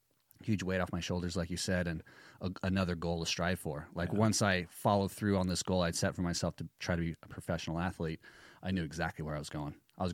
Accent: Costa Mesa, California, United States; I grew up brother, in, sister? Costa Mesa, California.

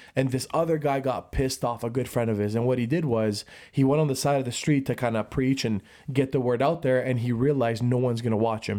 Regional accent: Brantford, Ontario, Canada; we're from Brantford, hundred thousand population

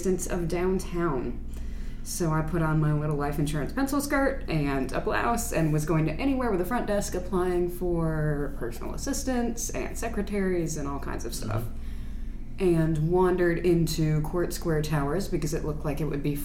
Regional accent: Maryland, United States; now in Columbus, Mississippi, United States; I grew up in Maryland.

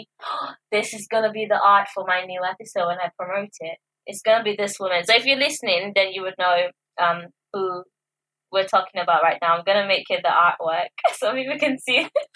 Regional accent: Nigeria; now in United Kingdom; growing up in Nigeria, I had a different perception of those things, and when I came to the UK

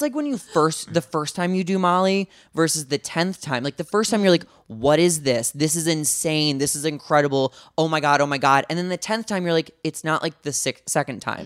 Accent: St. Louis, Missouri, United States; From St. Louis, Missouri, um, kind of like a lower middle class family

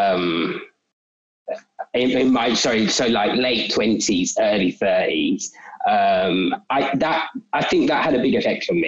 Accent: London, United Kingdom; South East London. We've always lived in South East London. So mainly Catford, but Sydenham, Broccoli as well.

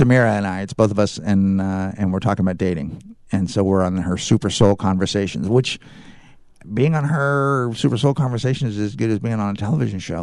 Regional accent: California, United States; I'm from California

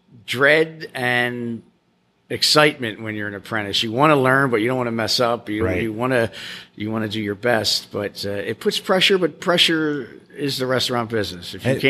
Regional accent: Philadelphia, Pennsylvania, United States; moved away as an adult; now in Key West, United States; I was born in Philadelphia, okay. Pennsylvania.

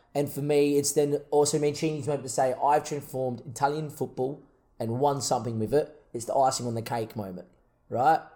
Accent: Australia; we're, we're Australian

